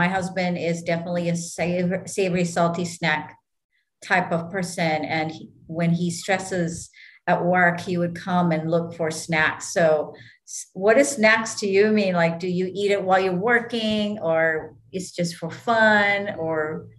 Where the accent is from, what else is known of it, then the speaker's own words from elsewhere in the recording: Hawaii, United States; So growing up in Hawaii, we get our favorite, you know, munchies.